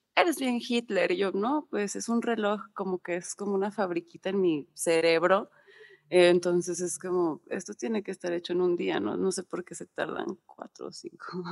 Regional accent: Monterrey, Nuevo León, Mexico; moved away as an adult; now in Mexico City, Mexico; soy de Monterrey, vivo, bueno, vivía allá toda mi vida. Hasta el 2015 me vine a Ciudad de México

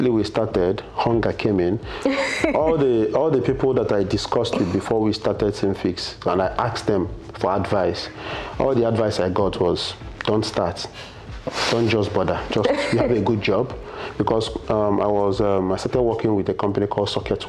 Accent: Nsukka, Enugu State, Nigeria; moved away as an adult; now in Lagos, Nigeria; I grew up, I was born in Nsukka, in UNN actually. So I grew up in the university environment, primary, secondary school, university

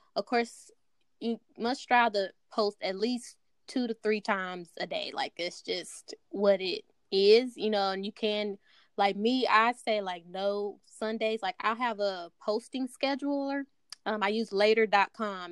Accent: Dallas, Texas, United States; I'm from Dallas, Texas. Um, born and raised

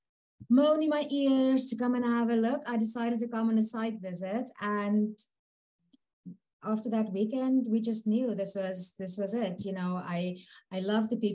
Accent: South Africa; moved away as an adult; also born or lived in Manitoba, Canada / Invermere, Canada; now in Prince Rupert, Canada; when I immigrated from South Africa, the first stop was Manitoba, 2.5 years, which was a little bit brutal for a South African to get used to.

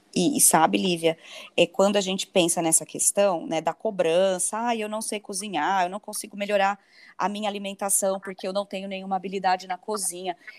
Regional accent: Brazil; moved away as an adult; eu que estou aqui longe, né, de casa, estou fora do Brasil, já, vai faz... já fez um ano

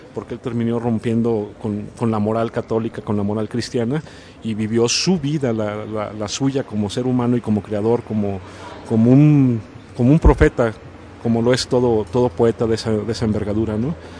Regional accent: Mexico; todos los mexicanos

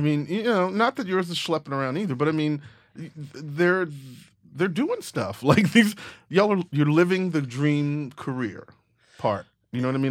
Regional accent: Texas, United States; I'm from Texas

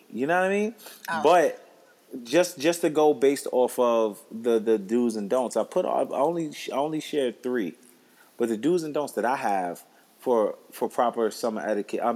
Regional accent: Ghana; I'm Ghanaian.

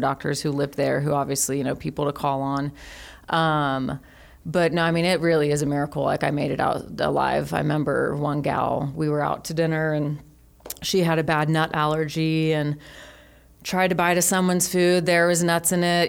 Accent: Colorado, United States; also born or lived in California / Los Angeles, California; grew up in Colorado and um, had a fun, awesome, amazing life there

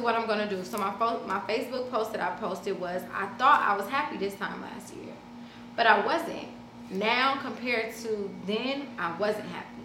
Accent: Los Angeles, California, United States; also born or lived in Compton; South Central LA, my grandmother, I grew up over there on 43rd and Avalon, and then I grew up on the other side on 43rd and Hoover.

